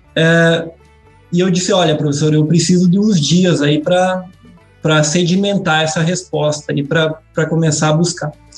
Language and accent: Portuguese; Erechim, Rio Grande do Sul, Brazil; moved away as an adult; now in Piracicaba, Brazil; eu sou é, natural lá de Erechim, do interior de Erechim, no norte do estado do Rio Grande do Sul